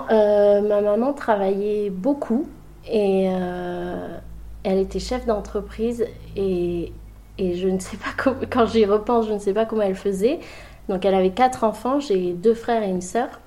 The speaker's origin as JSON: {"language": "French", "town": "Libreville", "region": "Estuaire", "country": "Gabon", "tie": "born or raised there", "said": "moi je suis née au Gabon, à Libreville. Euh, c'est pile poil sur l'équateur, au euh, bord de mer. J'ai grandi avec l'océan à, 20 mètres de mon balcon."}